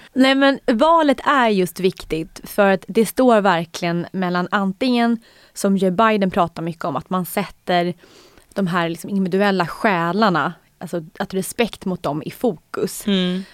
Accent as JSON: {"language": "Swedish", "country": "Sweden", "said": "som svensk"}